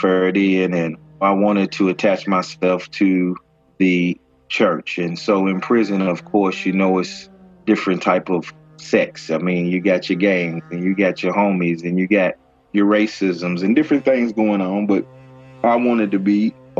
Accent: Lexington, Kentucky, United States; I'm from Lexington, Kentucky

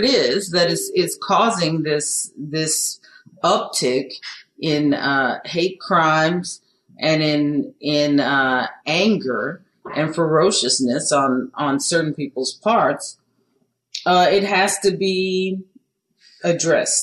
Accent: Beaumont, Texas, United States; I'm from Beaumont, Texas

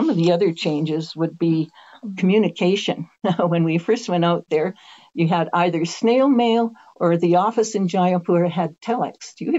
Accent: Canada; I'm coming from Canada where we stay up late.

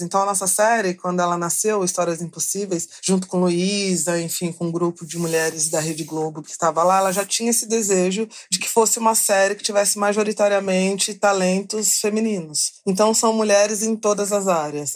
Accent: São Paulo, Brazil; eu sou da periferia de São Paulo

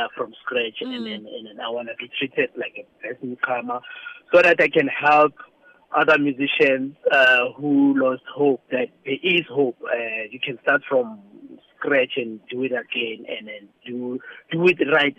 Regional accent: Soshanguve, Gauteng, South Africa; where I grew up in Soshanguve

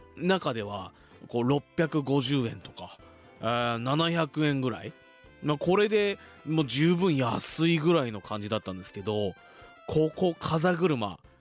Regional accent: Fuji, Shizuoka, Japan; 生まれも育ちも静岡県富士市

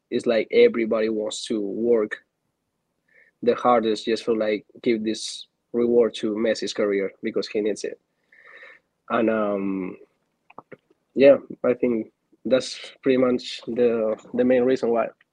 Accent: Spain; moved away as an adult; also born or lived in Argentina; now in Atlanta, United States; I'm from Argentina. I moved to Spain when I was five years old, so I played my whole career back there.

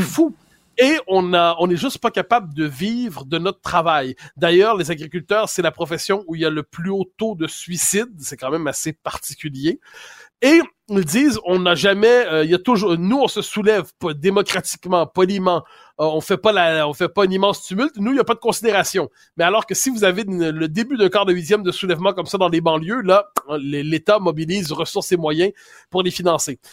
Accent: Quebec, Canada; on est des Québécois

